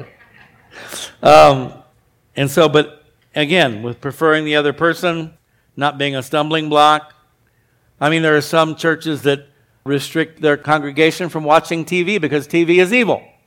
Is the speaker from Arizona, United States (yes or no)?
yes; Arizona, United States; when I was a kid, I grew up in Arizona